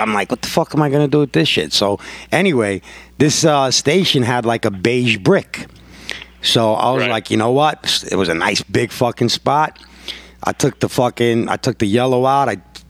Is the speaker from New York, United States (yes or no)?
yes; New York, United States; I'm like, yo, I'm from New York. I don't give a fuck what you think.